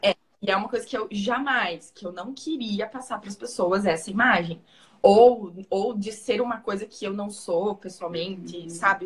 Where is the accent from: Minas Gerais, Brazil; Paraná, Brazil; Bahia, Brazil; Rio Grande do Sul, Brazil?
Paraná, Brazil; accent: Paraná; meu sotaque do Paraná é bem puxado